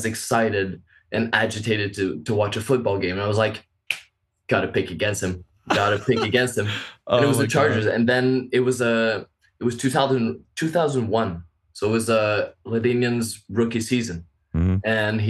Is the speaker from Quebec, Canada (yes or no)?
yes; Montreal, Quebec, Canada; So I'm from Canada.